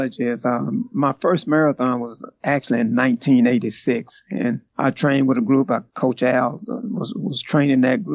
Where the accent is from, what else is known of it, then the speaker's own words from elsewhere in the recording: Houston, Texas, United States; originally I'm from Houston, Texas